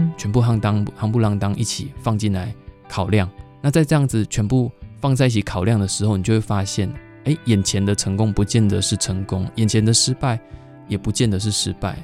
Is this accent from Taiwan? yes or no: yes; Zhushan, Nantou County, Taiwan; moved away as an adult; also born or lived in Taipei; 在我后来我决定就是要离开台北，然后回到家乡，回到竹山的时候啊